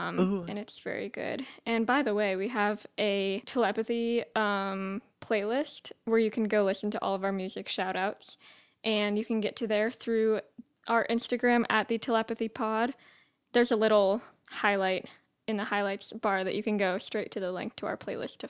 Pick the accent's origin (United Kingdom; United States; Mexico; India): United Kingdom; I am from British. So my age, my age is 20.